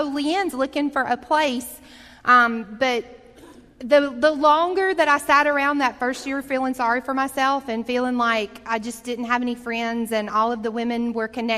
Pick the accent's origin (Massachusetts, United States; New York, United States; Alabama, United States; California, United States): Alabama, United States; Montgomery; When I grew up here in Montgomery from the time I was in the ninth grade